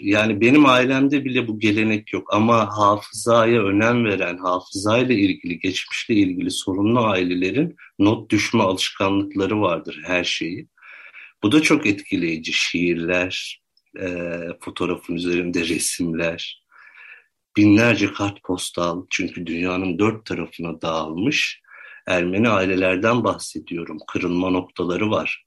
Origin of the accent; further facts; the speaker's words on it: Ordu, Turkey; ben Ordu'da doğdum. 1985 doğumluyum.